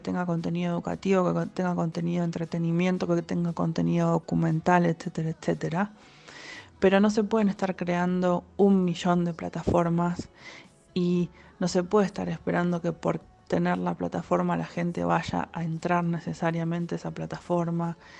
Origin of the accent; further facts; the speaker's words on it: Argentina; Somos argentinos